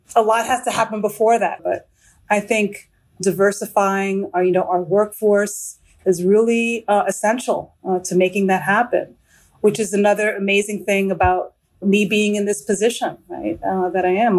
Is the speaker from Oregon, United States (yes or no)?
no; New York City, New York, United States; now in Washington, D.C., United States; I just got back from New York City, which is my hometown